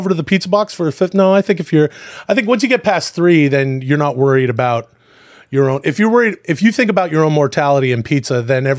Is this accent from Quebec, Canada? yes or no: no; Ladner, British Columbia, Canada; moved away; I grew up in a small town outside Vancouver.